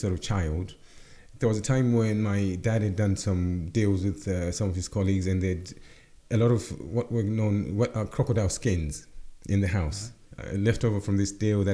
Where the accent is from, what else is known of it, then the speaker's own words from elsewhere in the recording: Zimbabwe; moved away as an adult; also born or lived in Zambia / Luton, United Kingdom; now in United Kingdom; I was raised in Zim, a brand new country at that point